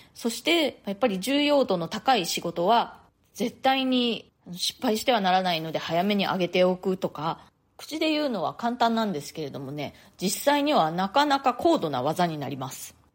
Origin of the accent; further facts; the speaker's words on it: Japan; moved away as an adult; now in New York, United States; 私は日本で生まれ育ったんですけれども大人になってからの生活のほとんどをもうアメリカ、まあ、ニューヨークで過ごしているんですね